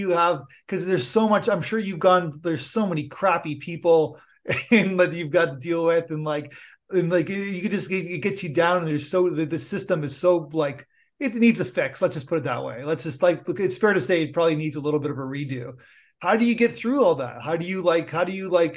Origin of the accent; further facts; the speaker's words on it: Niagara Falls, Ontario, Canada; I'm from Niagara Falls